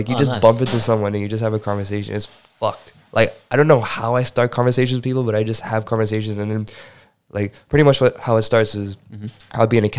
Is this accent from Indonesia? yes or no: yes; Jakarta, Indonesia; now in Australia; I grew up in Jakarta.